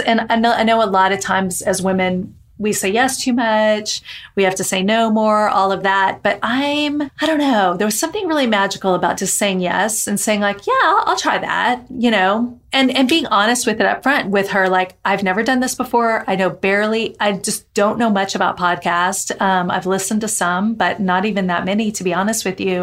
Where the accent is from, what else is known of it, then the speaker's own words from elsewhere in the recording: Texas, United States; I'm in from Texas